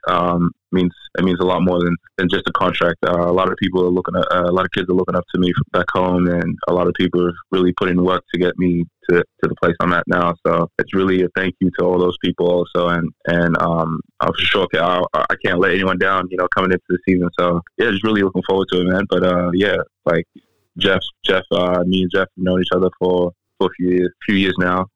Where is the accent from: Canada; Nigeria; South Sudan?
South Sudan; my home country, um, South Sudan.